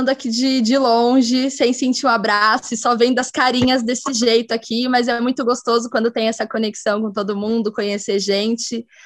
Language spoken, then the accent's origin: Portuguese; São Paulo, Brazil; now in Ireland; É, eu estou falando da Irlanda. Eu sou do, eu sou de São Paulo aí no Brasil.